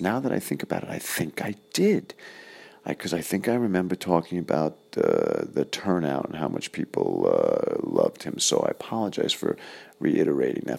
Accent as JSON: {"language": "English", "town": "New York City", "region": "New York", "country": "United States", "moved": "yes", "said": "I was originally from Flushing, Fresh Meadows, Queens."}